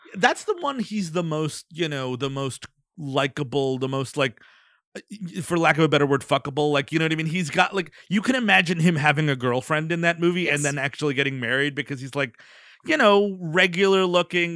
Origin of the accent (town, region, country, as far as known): United States